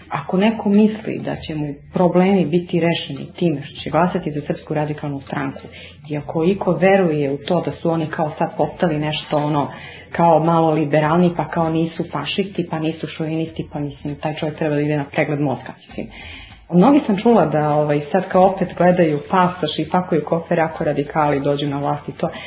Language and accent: Croatian; Belgrade, Serbia; ja dolazim kao muslimanka iz Beograda.